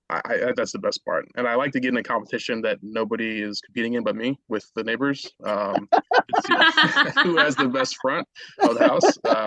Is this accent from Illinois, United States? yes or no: yes; Chicago, Illinois, United States; We are originally from Chicago